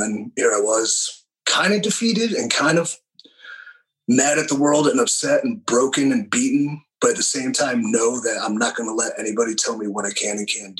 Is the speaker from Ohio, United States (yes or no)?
yes; Willoughby, Ohio, United States; East of it, Willoughby.